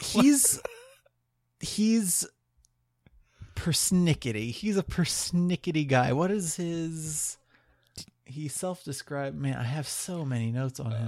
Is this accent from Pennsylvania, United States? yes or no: no; Ohio, United States; also born or lived in New Jersey; I'm from Ohio